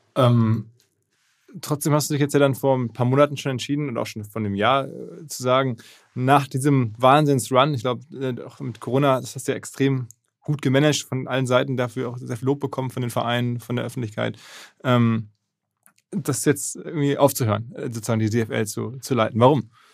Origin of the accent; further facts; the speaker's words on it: Essen, North Rhine-Westphalia, Germany; ich bin ja Essener